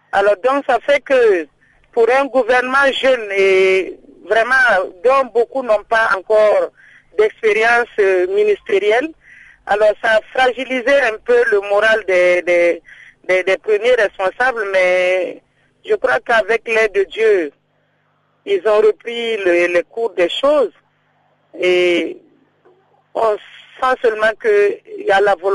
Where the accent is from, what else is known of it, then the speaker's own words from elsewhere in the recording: Burkina Faso; chez nous, au Burkina, ici